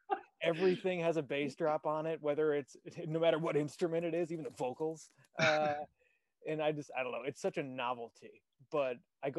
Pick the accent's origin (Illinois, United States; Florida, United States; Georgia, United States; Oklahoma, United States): Illinois, United States; Chicago; We're both from Chicago